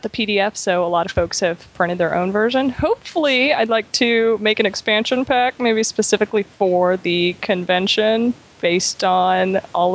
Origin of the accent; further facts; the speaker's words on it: the South, United States; I'm from the South